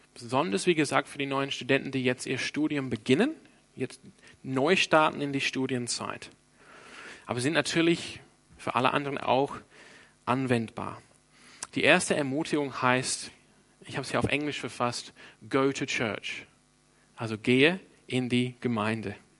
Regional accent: Sydney, New South Wales, Australia; now in Freiburg, Germany; ich bin ursprünglich aus Sydney

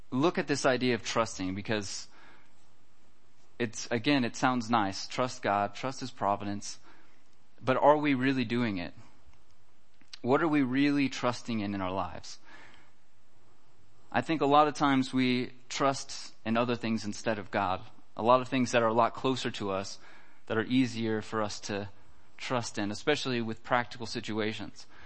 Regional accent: United States; now in Germany; I think this is kind of funny just because I come from America and it's a lot different there. But uh, here in Germany, it's very important to have insurance for everything.

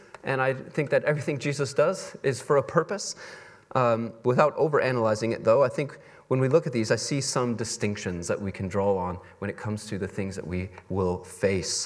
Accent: Texas, United States; moved away; I come from Texas

